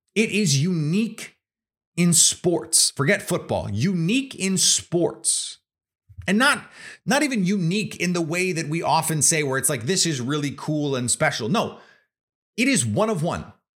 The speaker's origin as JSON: {"language": "English", "town": "Milwaukee", "region": "Wisconsin", "country": "United States", "tie": "born or raised there", "said": "I'm from Milwaukee. I grew up in Milwaukee."}